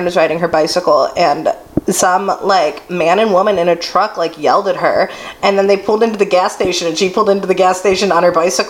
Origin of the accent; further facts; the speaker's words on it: Broadview Heights, Ohio, United States; growing up in Broadview Heights, my street didn't have sidewalks